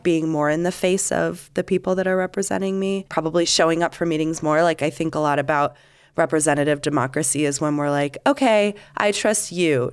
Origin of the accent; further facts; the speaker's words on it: Canada; now in Salt Lake City, United States; I am Canadian.